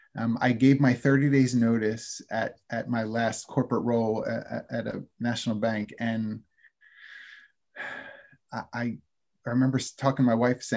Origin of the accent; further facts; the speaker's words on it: Philadelphia, Pennsylvania, United States; I'm from Philadelphia